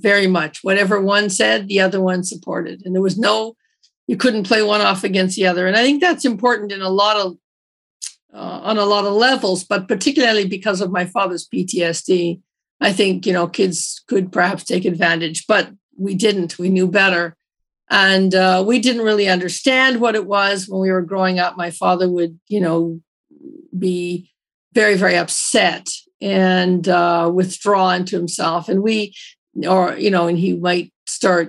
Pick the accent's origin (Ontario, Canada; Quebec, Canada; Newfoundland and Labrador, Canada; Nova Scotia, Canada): Ontario, Canada; Toronto; I grew up in Toronto, but I grew up in a very Newfoundland family.